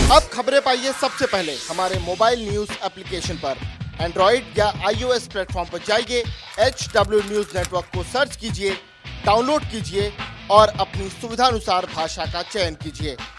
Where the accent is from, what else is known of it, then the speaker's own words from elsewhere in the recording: Nashik district, Maharashtra, India; मैं महाराष्ट्र से हूँ नासिक ज़िले से